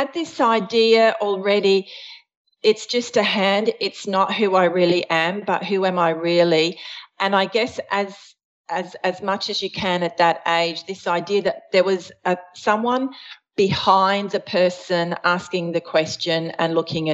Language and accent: English; Australia; also born or lived in Switzerland / Adelaide, South Australia; I was born in Switzerland. We immigrated to Australia when I was 6 years old